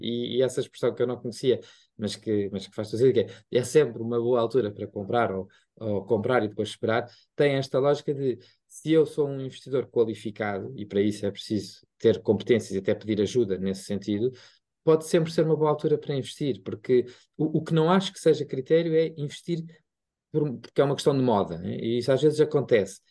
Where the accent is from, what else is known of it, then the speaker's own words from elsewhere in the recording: Lisbon, Portugal; eu também sou de Lisboa